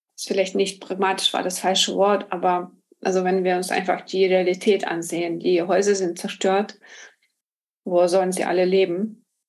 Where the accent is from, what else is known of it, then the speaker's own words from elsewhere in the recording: Ukraine; moved away as an adult; now in Berlin, Germany; Ich komme ursprünglich aus der Ukraine, lebe in Berlin seit 2005